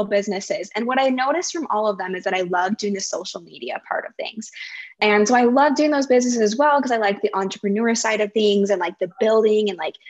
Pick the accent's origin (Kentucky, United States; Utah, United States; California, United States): Utah, United States; Pleasant Grove; moved away as an adult; now in Austin, United States; I live in Austin, Texas, but I came from Utah. So I grew up in Pleasant Grove, Utah